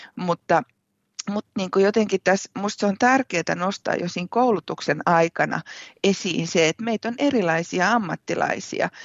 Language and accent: Finnish; Kouvola, Kymenlaakso, Finland; moved away as an adult; now in Savonlinna, Finland; olen siis Kouvolasta, Kouvolasta kotoisin, ihan ihan alun perin olen lähtenyt Anjalan koskelta